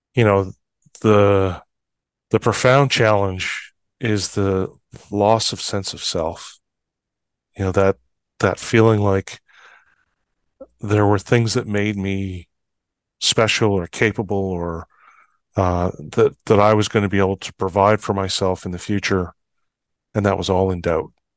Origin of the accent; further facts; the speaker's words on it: Fort St. John, British Columbia, Canada; I was born and raised in Fort Saint John. a small town in northeastern British Columbia.